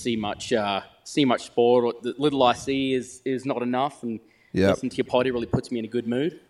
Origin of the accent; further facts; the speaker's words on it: Rockhampton, Queensland, Australia; also born or lived in Texas; now in Fort Worth, United States; I'm a fella from Texas that joined originally from, I say North Queensland, just around Rocky area, I guess.